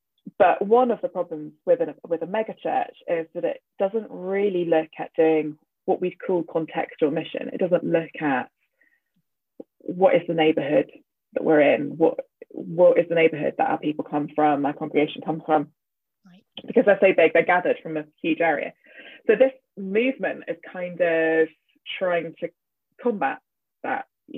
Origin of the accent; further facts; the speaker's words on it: Nuku'alofa, Tongatapu, Tonga; born there; And I said, I was born in Nuku'alofa.